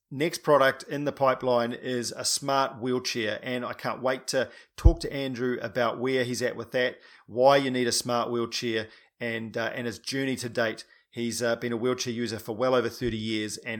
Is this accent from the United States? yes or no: no; New Zealand; I'm a paraplegic from New Zealand